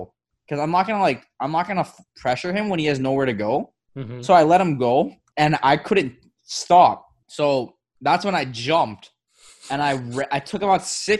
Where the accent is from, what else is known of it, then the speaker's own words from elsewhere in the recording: Miami, Florida, United States; Super Bowl's in my hometown.